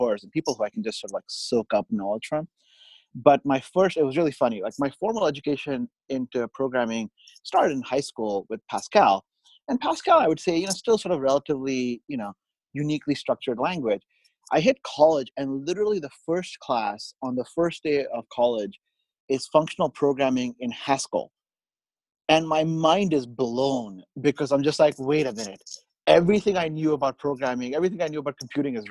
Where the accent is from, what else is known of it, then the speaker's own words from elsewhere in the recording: Bahrain; moved away as an adult; also born or lived in India / Austin, Texas / Bay Area, California; now in Sunnyvale, United States; I was born in India. I actually grew up, I did all through high school in the Middle East, a tiny country called, island country called Bahrain.